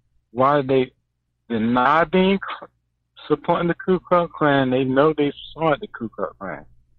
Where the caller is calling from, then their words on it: Thomson, Georgia, United States; I'm calling from Georgia, Thomason, Georgia.